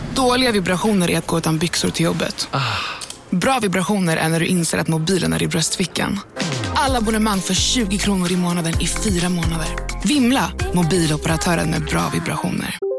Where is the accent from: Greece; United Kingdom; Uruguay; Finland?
Uruguay; now in Sweden; Jag är ju från Uruguay och traditionerna finns ju fortfarande kvar i, i, våra, i våra hem